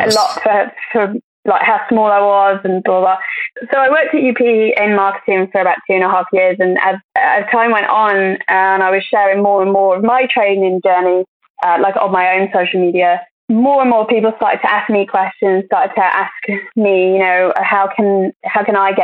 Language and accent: English; Crewe, North West England, United Kingdom; I'm from Crewe, which is quite a small town and I absolutely loved it